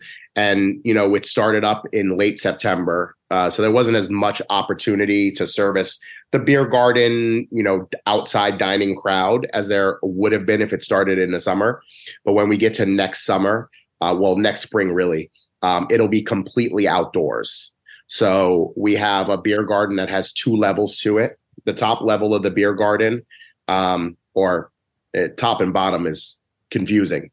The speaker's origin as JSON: {"language": "English", "region": "New York", "country": "United States", "also_born_or_lived": "New Haven", "moved": "yes", "said": "I'm from New York."}